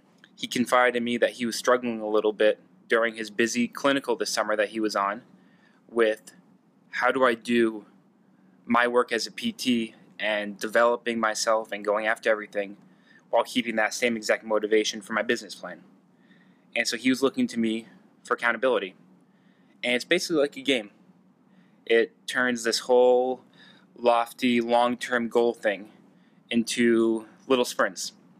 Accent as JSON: {"language": "English", "town": "Ithaca", "region": "New York", "country": "United States", "tie": "born or raised there", "said": "I'm a native from Ithaca, been around here since I was 5 years old, and absolutely love the place"}